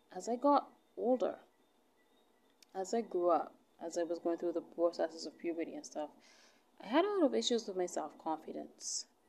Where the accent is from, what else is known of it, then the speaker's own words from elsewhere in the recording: Barbados; I'm from Barbados. Alright, I'm I'm from where she's from.